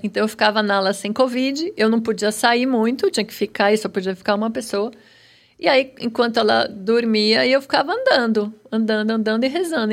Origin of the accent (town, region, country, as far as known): São Paulo, Brazil; born or raised there